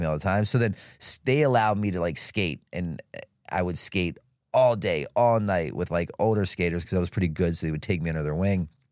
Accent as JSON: {"language": "English", "town": "Baltimore", "region": "Maryland", "country": "United States", "tie": "born or raised there", "said": "I was born and raised in Baltimore City"}